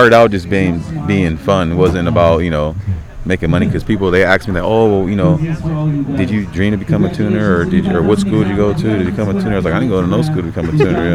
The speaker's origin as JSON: {"language": "English", "town": "Long Beach", "region": "California", "country": "United States", "tie": "born or raised there", "also_born_or_lived": "Harbor City / Hollywood / Los Angeles / Paramount", "said": "I'm originally from the Long Beach area"}